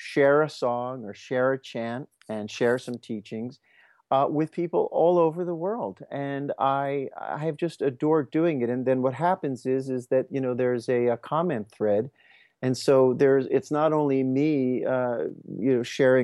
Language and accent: English; Merion, Pennsylvania, United States; I actually went to nursery school in that space where the festival is